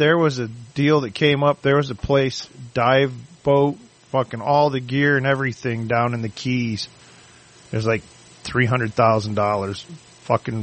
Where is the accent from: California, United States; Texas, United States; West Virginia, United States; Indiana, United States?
Indiana, United States; up by South Bend; I'm up by South Bend.